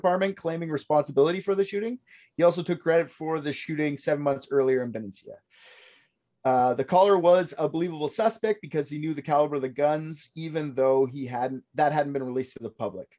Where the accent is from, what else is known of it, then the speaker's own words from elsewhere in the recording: Canada; I'm Canadian